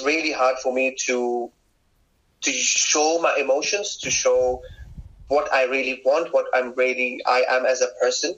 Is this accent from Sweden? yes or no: no; Kuwait; moved away as an adult; also born or lived in Pakistan; now in London, United Kingdom; I grew up in Kuwait. I did my school, my college, and I moved to London when I was 19